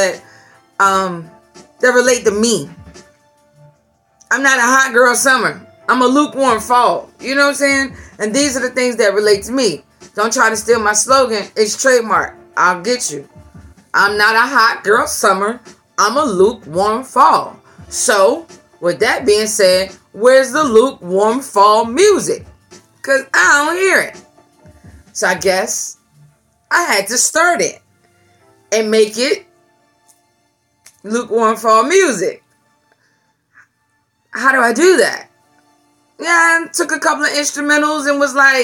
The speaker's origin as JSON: {"language": "English", "region": "Virginia", "country": "United States", "said": "I'm from Virginia"}